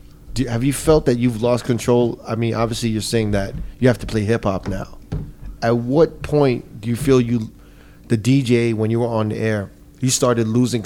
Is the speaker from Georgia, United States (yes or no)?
no; New Jersey, United States; I'm from Jersey, but you know, I've been in New York all the time.